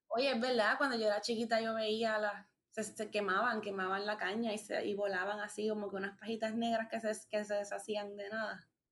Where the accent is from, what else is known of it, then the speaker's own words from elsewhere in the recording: Puerto Rico; nos concierne a nosotros como sociedad puertorriqueña